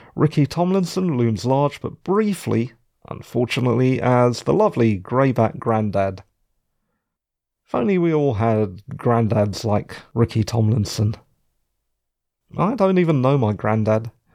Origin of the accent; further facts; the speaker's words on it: London, United Kingdom; I'm a Londoner